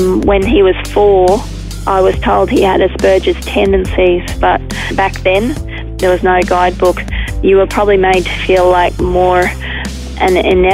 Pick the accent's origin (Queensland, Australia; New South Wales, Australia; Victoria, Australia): Queensland, Australia; Brisbane; also born or lived in Ingham; now in Charleville, Australia; I grew up in Brisbane on the north side, around the hills area.